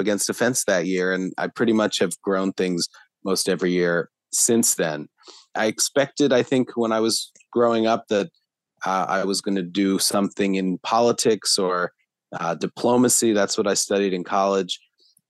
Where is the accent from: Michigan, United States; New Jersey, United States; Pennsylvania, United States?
Pennsylvania, United States; Philadelphia; I was born in Philadelphia and am still based in this area